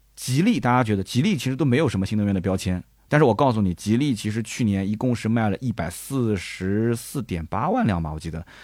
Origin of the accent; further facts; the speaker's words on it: Nanjing, Jiangsu, China; 你像我们南京人，我晚上我就蘸个鸭子